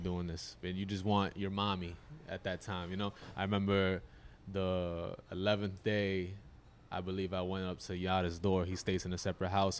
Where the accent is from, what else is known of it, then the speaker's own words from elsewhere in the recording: Yonkers, New York, United States; I'm from Yonkers, New York, about ten minutes north from here.